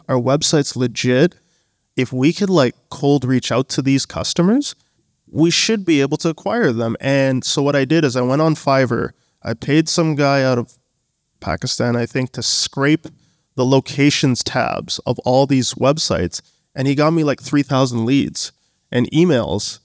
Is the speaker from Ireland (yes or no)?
no; Canada; also born or lived in Bangladesh; Born in Canada, family's from Bangladesh